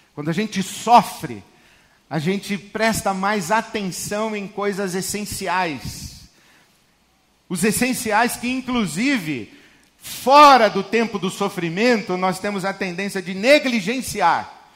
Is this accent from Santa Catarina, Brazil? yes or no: no; Santos, São Paulo, Brazil; fui pregar numa igreja lá em Santos, onde cresci